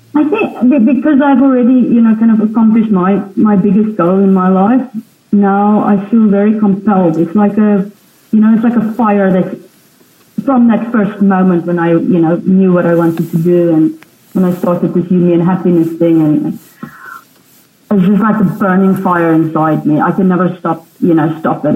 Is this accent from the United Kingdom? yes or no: no; South Africa; I was born in South Africa and on a farm.